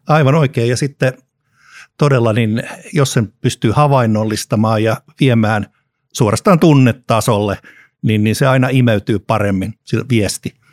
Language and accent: Finnish; Helsinki, Uusimaa, Finland; lapsuudessani leikin säätytalon puistossa Helsingissä